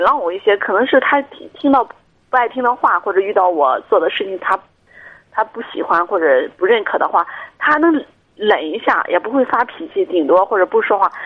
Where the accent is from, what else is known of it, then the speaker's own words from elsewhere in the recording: Jinan, Shandong, China; 我家是济南的，我们俩在济南，然后我在章丘医院上班儿